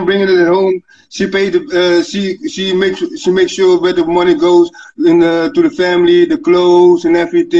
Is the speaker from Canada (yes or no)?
no; Netherlands; English is a second language; I'm from Holland. I'm from Holland, the Netherlands, Europe.